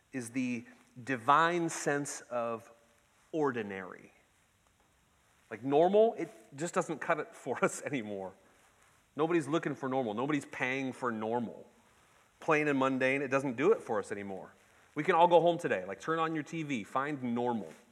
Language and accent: English; Ketchikan, Alaska, United States; I was born and raised in Ketchikan, the salmon capital of the world